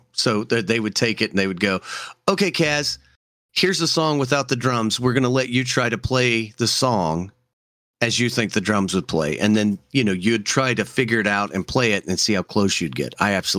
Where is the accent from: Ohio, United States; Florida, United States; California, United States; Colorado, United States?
Colorado, United States; growing up in Colorado